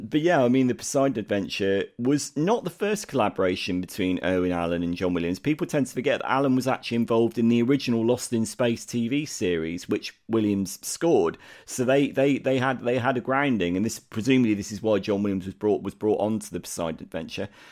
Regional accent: United Kingdom; as a Brit, this means nothing to me

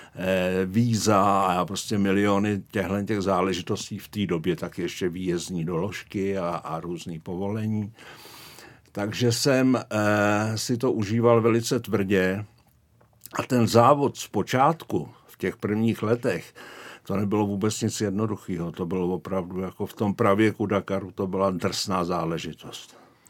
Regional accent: Prague, Czechia; moved away as an adult; also born or lived in Šumava foothills (Podlesí); now in Šumava region, Czech Republic; já pocházím z Prahy, ale odstěhovali jsme se tam eh, už asi před 30 lety

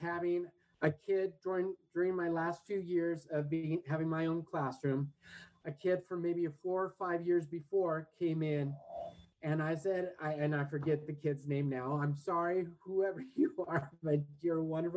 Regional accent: Redondo Beach, California, United States; moved away; In South Bay, LA, where I grew up in Redondo

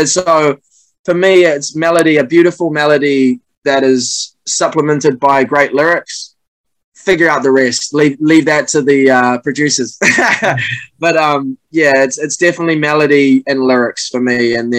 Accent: New Zealand; Yeah, and you know, as a Kiwi, you follow the All Blacks too.

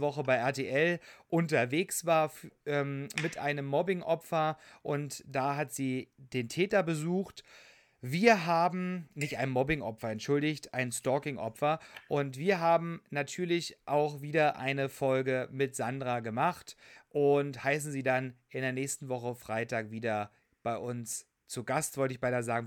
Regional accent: Saxony, Germany; moved away; auch in dem schönen Sachsen, in meinem Heimatbundesland

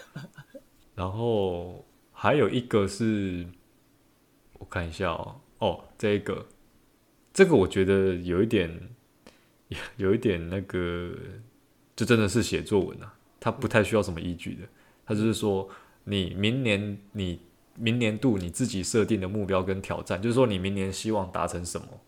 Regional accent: Taiwan; 我原来是台湾人

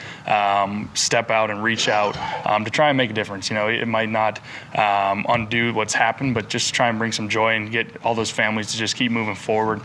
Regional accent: Raleigh, North Carolina, United States; I was born in Raleigh, so, you know, my dad and everyone kind of raised us as Wolfpack fans.

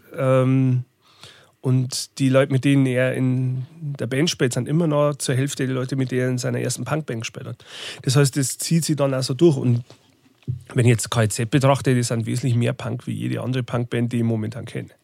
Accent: Bodenmais, Bavaria, Germany; moved away as an adult; also born or lived in Regensburg / Munich / Berlin / Zwiesel; Wo ich herkomme, ist, ich komme aus dem Bayerischen Wald. äh, Bodenmeisung

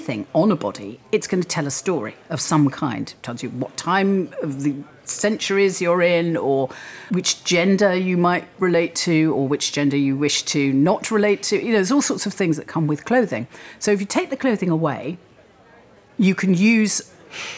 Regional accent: Wales, United Kingdom; moved away as an adult; I grew up in Wales, yes. My parents moved to Wales when I was 3. I was educated there, and I lived there until I went to university

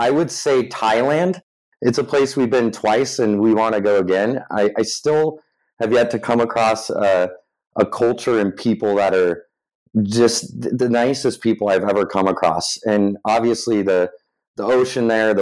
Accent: Lakewood, Colorado, United States; my parents own and operate a family-owned jewelry store back where I grew up in Lakewood, Colorado

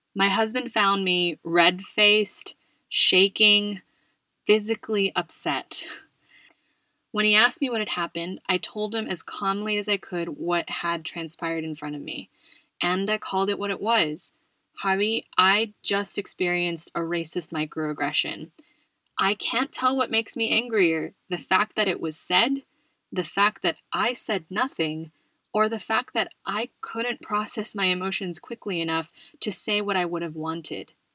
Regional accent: California, United States; moved away as an adult; also born or lived in Buffalo, New York / West Virginia; now in Madrid, Spain; I grew up in California

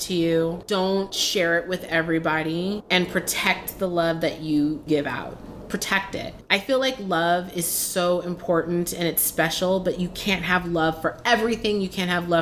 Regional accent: San Francisco, California, United States; I grew up in San Francisco and I grew up in a town where diversity and inclusivity was just what we were

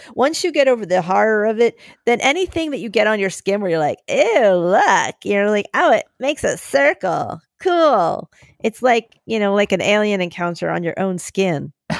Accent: England, United Kingdom; from England.

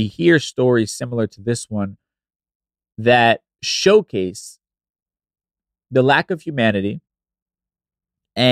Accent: New York City, New York, United States; I grew up listening to in New York City radio

